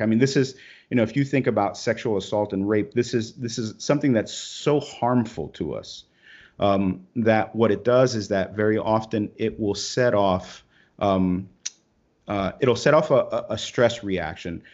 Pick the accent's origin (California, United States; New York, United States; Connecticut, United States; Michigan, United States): New York, United States; Brooklyn; I grew up in Brooklyn, you know, and, and I'm, I'm a Hispanic guy from Brooklyn.